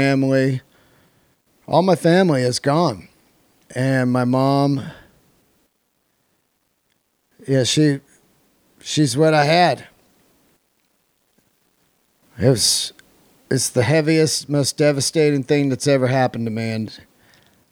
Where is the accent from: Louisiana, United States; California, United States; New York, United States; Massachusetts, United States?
California, United States; Yosemite; I was born in Yosemite